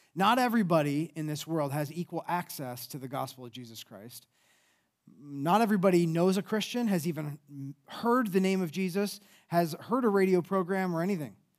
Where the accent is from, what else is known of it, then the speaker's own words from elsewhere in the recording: towards Cleveland, Ohio, United States; moved away as an adult; also born or lived in France / Colorado; now in Columbus, United States; I grew up more towards, uh, Cleveland